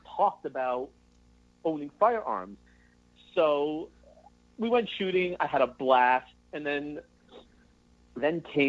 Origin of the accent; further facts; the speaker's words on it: Los Angeles, California, United States; moved away as an adult; now in Texas, United States; growing up in Los Angeles, I'm 33. So I left L.A. 3 years ago, moved to Texas